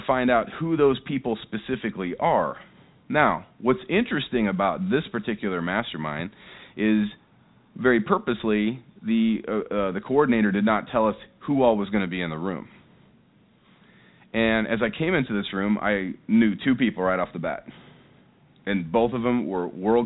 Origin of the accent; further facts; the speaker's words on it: Seattle, Washington, United States; I'm here in Las Vegas. I'm obviously from Seattle, Washington.